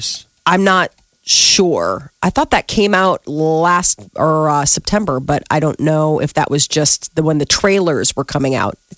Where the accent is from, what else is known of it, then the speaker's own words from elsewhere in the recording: United Kingdom; we're British, we don't talk about things like this.